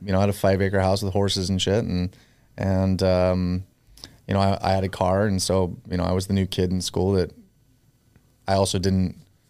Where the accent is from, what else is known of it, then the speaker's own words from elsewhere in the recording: Olympia, Washington, United States; moved away as an adult; also born or lived in Baton Rouge, Louisiana / Seattle, Washington; now in Las Vegas, United States; So born and raised in Olympia, Washington.